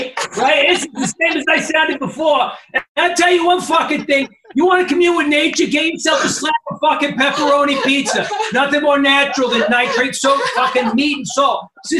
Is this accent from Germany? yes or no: yes; Germany; I'm from Germany originally, and I cannot do.